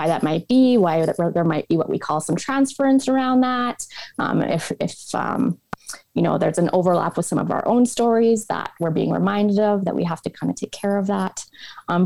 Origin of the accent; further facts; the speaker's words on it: Edmonton, Alberta, Canada; I'm originally from Edmonton, Alberta. Both my parents are from this area and come from large families